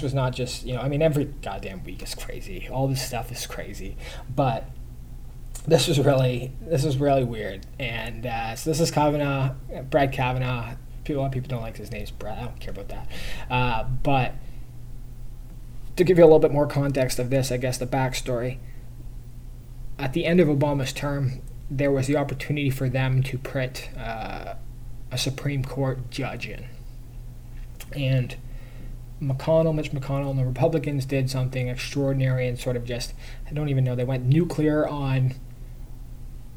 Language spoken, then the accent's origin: English; Canada; I'm Canadian